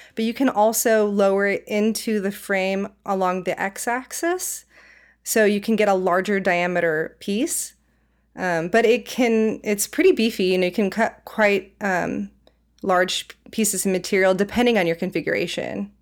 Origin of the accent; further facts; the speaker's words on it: Silicon Valley, California, United States; moved away as an adult; also born or lived in Savannah, Georgia; now in Portland, United States; I'm originally from the Silicon Valley, though, so I kind of grew up in, you know, uh, Apple, Google, Facebook upbringing